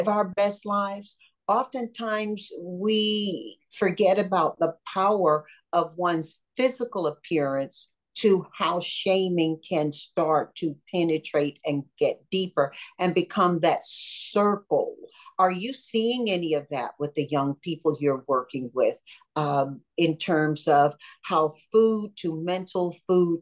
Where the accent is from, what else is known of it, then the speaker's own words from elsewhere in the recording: Deep South, United States; I grew up in the Deep South